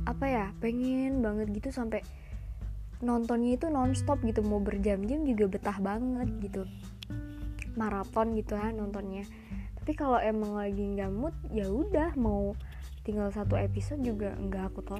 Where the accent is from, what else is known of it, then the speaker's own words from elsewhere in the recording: Semin, Special Region of Yogyakarta, Indonesia; Aku berasal dari daerah Semin. Ada yang tahu nggak Semin di mana? Jadi Semin itu salah satu kecamatan yang ada di Kabupaten Gunung Kidul, provinsinya Jogja.